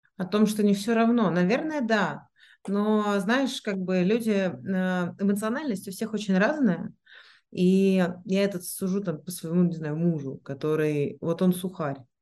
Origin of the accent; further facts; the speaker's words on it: Moscow, Russia; moved away; also born or lived in Switzerland / Singapore; я там родилась в Москве, я училась в Швейцарии, я жила в Сингапуре